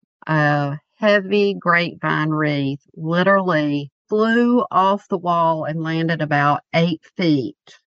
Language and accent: English; Mount Holly, North Carolina, United States; moved away as an adult; now in Wake Forest, United States; I grew up outside of Charlotte, North Carolina, but we've been here for 25 years